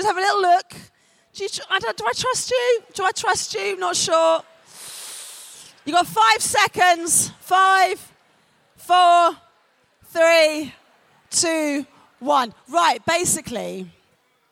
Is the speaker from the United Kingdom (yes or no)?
yes; London, United Kingdom; accent: North London; I'm a Londoner, and in London, we say, innit